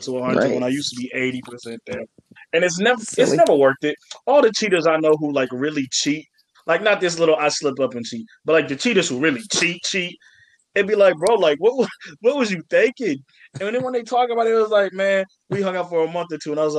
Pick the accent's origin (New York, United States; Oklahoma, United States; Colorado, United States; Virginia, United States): Virginia, United States; also born or lived in Atlanta, Georgia; I'm from Atlanta, Georgia. I grew up in a strict religious type household in the south of Virginia. Not the south of Virginia, but just Virginia